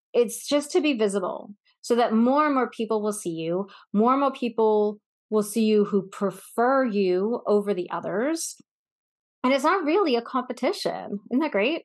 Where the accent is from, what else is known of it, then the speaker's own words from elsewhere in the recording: Northeast, United States; now in Texas, United States; I grew up in the Northeast